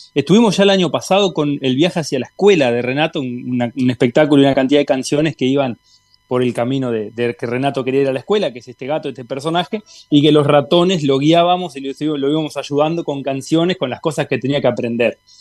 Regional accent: Tacuarembó, Uruguay; yo soy de Tacuarembó

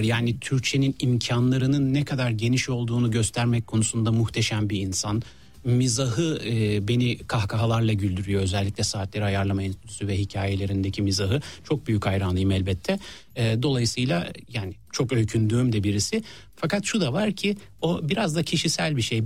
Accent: Istanbul, Turkey; ben yani Bağdat Caddesi taraflarında doğup büyüdüm

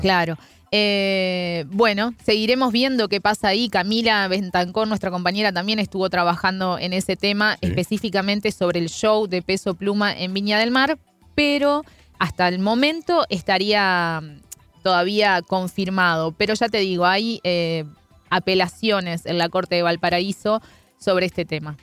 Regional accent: Uruguay; soy una uruguaya fallada, siempre digo, porque no tomo mate

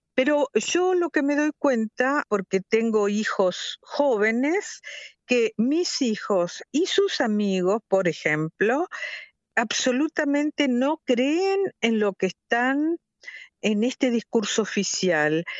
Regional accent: La Paz, Entre Ríos, Argentina; moved away as an adult; also born or lived in Moscow, Russia; now in Bern, Switzerland; la ciudad donde yo nací y crecí, que se llama la Paz, que es en, Argentina

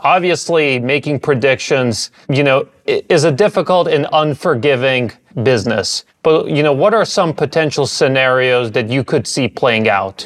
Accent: Washington, District of Columbia, United States; I was born and raised in the Washington, D.C. area

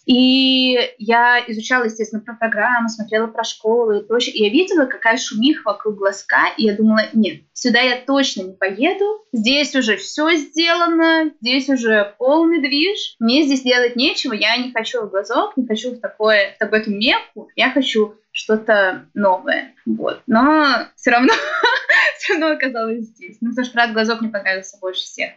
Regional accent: Naro-Fominsk, Moscow Oblast, Russia; moved away as an adult; now in Glazok, Russia; я же родом из Нарфаминска, а Нарфаминска это очень близко к Калужской области

